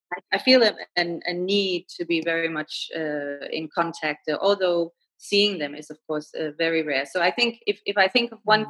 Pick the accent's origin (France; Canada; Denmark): Denmark; first language Danish; English is a second language; moved away as an adult; also born or lived in Rome, Italy / Beijing, China; now in Kuala Lumpur, Malaysia